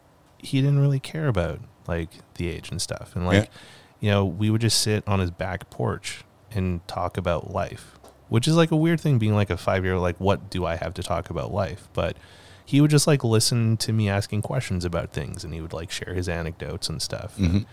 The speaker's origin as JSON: {"language": "English", "town": "Calgary", "region": "Alberta", "country": "Canada", "tie": "born or raised there", "said": "Anyways, growing up in Calgary, like, we ended up, we lived in a bunch of co-ops. But right before we moved away to Kimberley, we moved to... 17th Ave Southwest, like the fancy"}